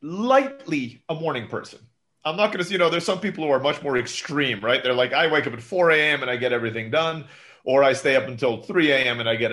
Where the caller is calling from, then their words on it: Mexico; I'm calling in from Mexico today and I'm kind of excited to have a few days off for the holidays